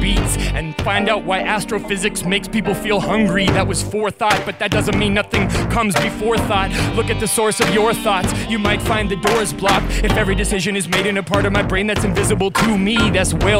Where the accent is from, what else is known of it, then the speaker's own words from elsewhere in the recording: Western Canada, Canada; I'm from Western Canada